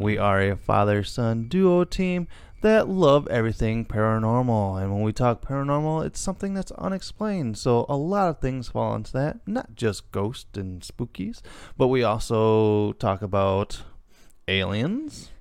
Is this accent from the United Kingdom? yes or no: no; Illinois, United States; we are from Illinois